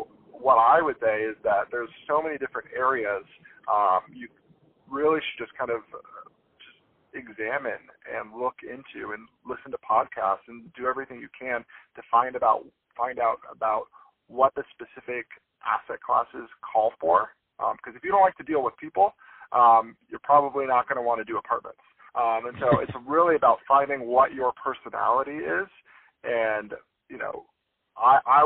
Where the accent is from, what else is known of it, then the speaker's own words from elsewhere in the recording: Palm Springs, California, United States; moved away as an adult; I'm based in Palm Springs, California, and that's where I do the majority of my deals and business dealings. And I started off, I was born and raised out here